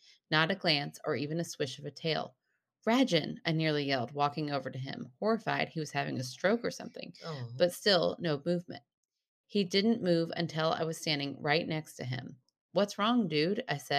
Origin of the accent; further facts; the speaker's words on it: Michigan, United States; I grew up in the Rust Belt, 45 minutes north of Detroit. I was born in the city, but had the privilege of growing up in a small town with lots of fields and woods to play and roam around in.